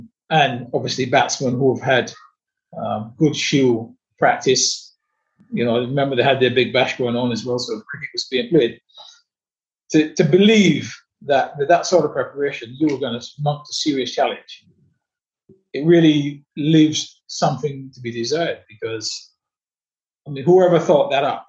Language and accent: English; England, United Kingdom; I know exactly how long it really took me to acclimatize as an English player to conditions in Australia